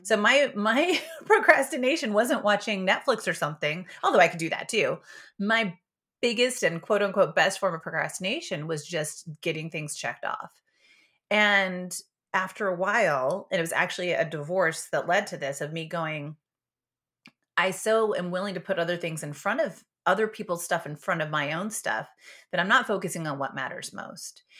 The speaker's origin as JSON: {"language": "English", "town": "Yakima", "region": "Washington", "country": "United States", "tie": "born or raised there", "said": "I was born in Yakima, Washington, but not on a farm. But I was, I was raised on a berry farm"}